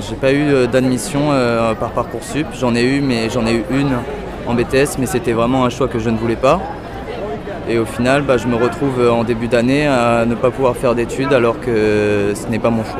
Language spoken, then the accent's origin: French; New Caledonia; moved away as an adult; now in France; je viens de Nouvelle-Calédonie